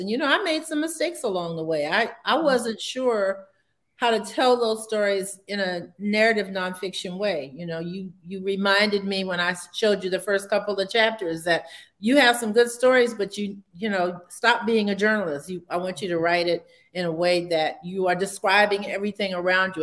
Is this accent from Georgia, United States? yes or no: yes; Savannah, Georgia, United States; moved away as an adult; also born or lived in Providence, Rhode Island / Montgomery, Alabama; I came back to my hometown in Savannah